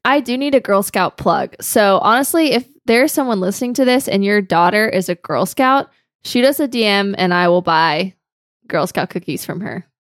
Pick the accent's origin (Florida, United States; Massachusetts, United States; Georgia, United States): Georgia, United States; now in Greenville, United States; I grew up in Georgia